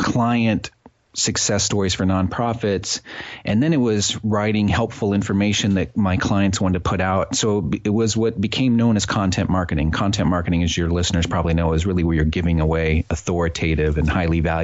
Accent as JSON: {"language": "English", "region": "Midwest", "country": "United States", "tie": "born or raised there", "moved": "yes", "lives_now": "New Haven, United States", "said": "I grew up in the Midwest and went away to college"}